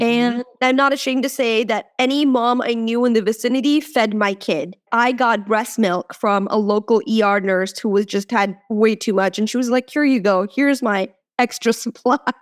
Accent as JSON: {"language": "English", "country": "India", "tie": "born or raised there", "moved": "yes", "said": "I was born in India"}